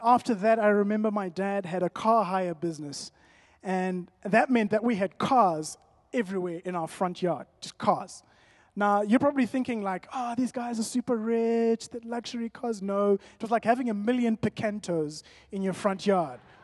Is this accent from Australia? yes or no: no; Zimbabwe; that's my family, born and bred in Zim.